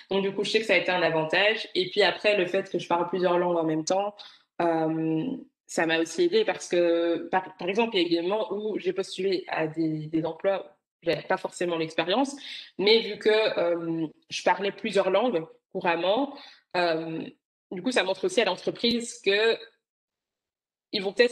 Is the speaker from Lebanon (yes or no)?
no; Rwanda; first language Kinyarwanda; French is a second language; Et puis après, bon, ma, langue, ma langue maternelle, qui est le kinyarwanda.